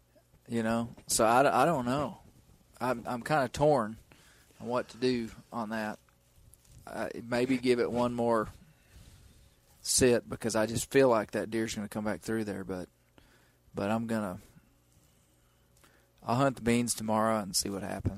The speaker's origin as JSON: {"language": "English", "town": "Mena", "region": "Arkansas", "country": "United States", "tie": "born or raised there", "moved": "as an adult", "said": "So James is from the town that I grew up in the Washita Mountains of Western Arkansas. And I really didn't know James growing up. I've only lived in that town until I was 18 and ended up going to college and left and stuff."}